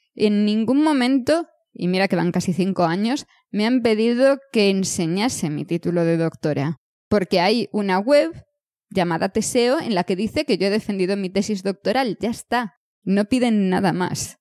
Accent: Galicia, Spain; moved away as an adult; soy soy gallega, he nacido aquí, he estudiado aquí toda mi vida

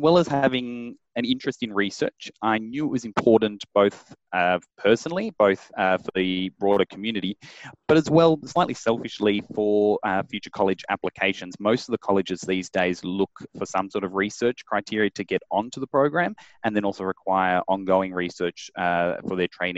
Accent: Melbourne, Victoria, Australia; I was born and raised in Melbourne.

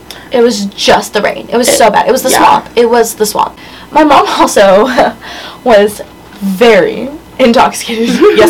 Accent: Virginia, United States; moved away as an adult; now in Tuscaloosa, United States; I'm from Virginia.

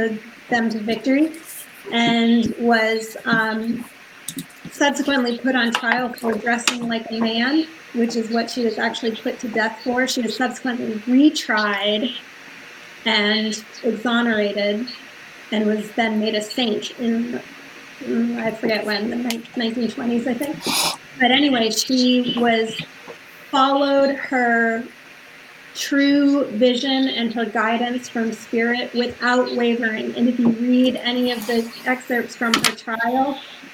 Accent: Central Connecticut, United States; moved away as an adult; also born or lived in New York City / Boston; now in Seacoast, New Hampshire, United States; I grew up in Central Connecticut

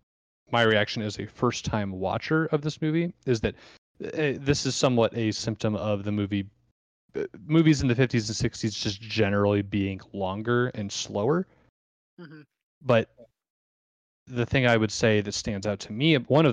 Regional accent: Muscatine, Iowa, United States; me being born a Muscatine.

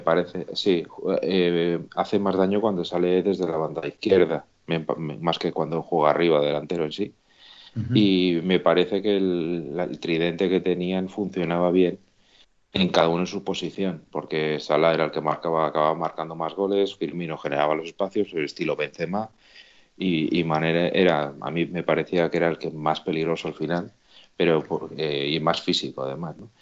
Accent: Madrid, Community of Madrid, Spain; soy de Hortaleza y muy orgulloso de ser de Hortaleza

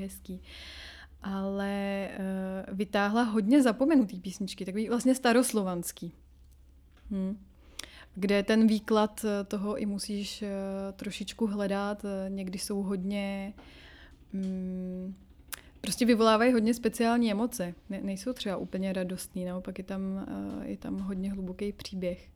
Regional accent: Czechia; moved away as an adult; also born or lived in Latin America; now in France; ale tady prostě ty kořeny tady jsou. Proto taky třeba mluvím s naším dítětem česky.

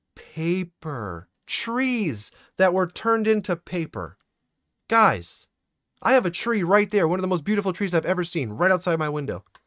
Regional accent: Maine, United States; I'm from Maine

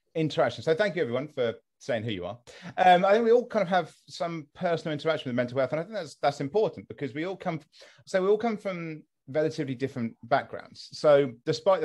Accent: West Sussex, South East England, United Kingdom; I'm from West Sussex originally

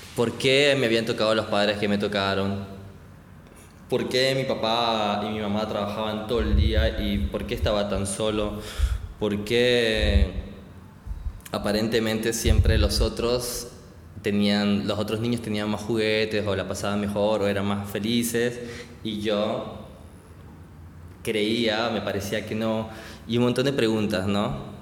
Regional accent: Barranquilla, Atlántico, Colombia; moved away as an adult; now in Buenos Aires, Argentina; soy de Barranquilla, pero actualmente vivo en Buenos Aires ahí con mi familia

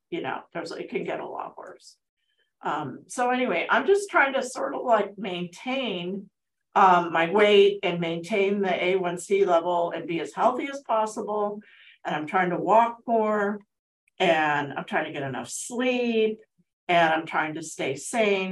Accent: Altadena, California, United States; also born or lived in Pasadena, United States; now in Azusa, United States; I grew up in Altadena

